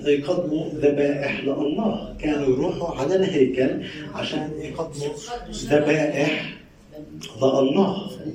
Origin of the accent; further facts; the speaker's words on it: Palestine; المصطلح العامي عندنا بفلسطين